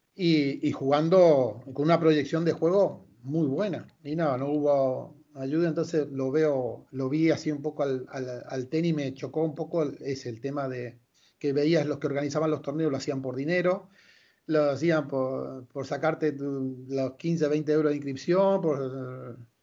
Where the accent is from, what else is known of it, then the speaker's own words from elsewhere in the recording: Malabrigo, Santa Fe, Argentina; yo soy de Malabrigo. Malabrigo es un pueblo pequeño de 7.000, 8.000 habitantes